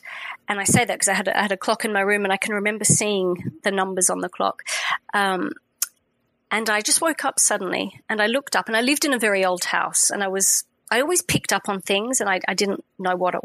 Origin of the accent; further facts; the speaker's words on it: Sydney, New South Wales, Australia; now in France; I grew up in Sydney